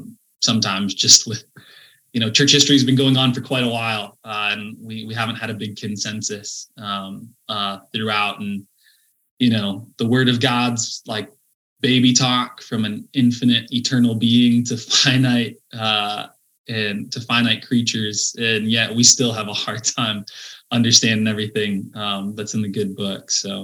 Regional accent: Midwest, United States; I think part of it for me was just growing up in the Midwest.

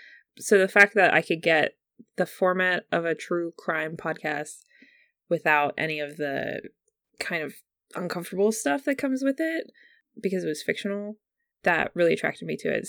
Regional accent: United States; accent: very American; my accent is very, very American

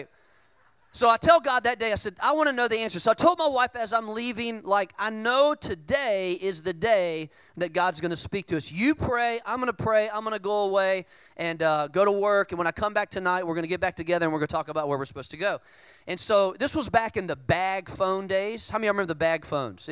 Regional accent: Richmond, Virginia, United States; moved away; Richmond, Virginia, which is where I'm from. I'm originally from Richmond

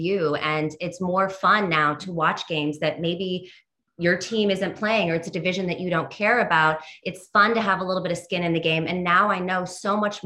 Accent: California, United States; now in New York, United States; I'm from California, so I did not grow up on MSG programming

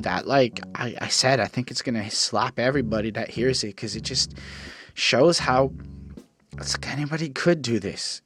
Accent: Canada; I'm a Canadian liberal

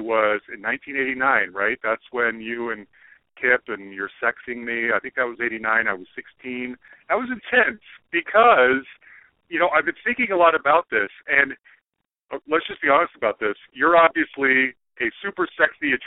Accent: Salt Lake City, Utah, United States; I grew up in Salt Lake City, Utah, Mormon.

